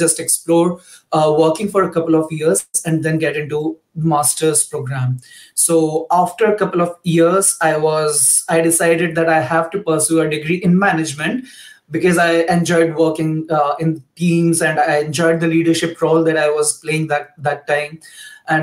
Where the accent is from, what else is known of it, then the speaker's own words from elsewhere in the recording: India; moved away as an adult; now in Germany; I'm basically from India, but I've been living and working in Germany for the past like 2 years or so now